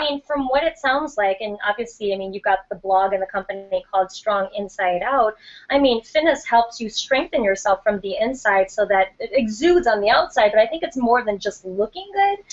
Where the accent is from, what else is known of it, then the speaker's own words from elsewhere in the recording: Milwaukee, Wisconsin, United States; moved away; my hometown of Milwaukee, Wisconsin